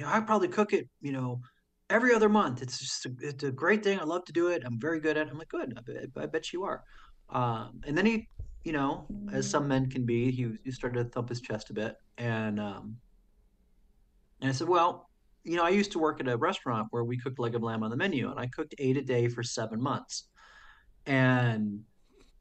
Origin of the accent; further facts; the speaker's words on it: New Jersey, United States; also born or lived in Sacramento, California; now in St. Paul, United States; growing up in the East Coast, the Watchung Mountains were very close to where I grew up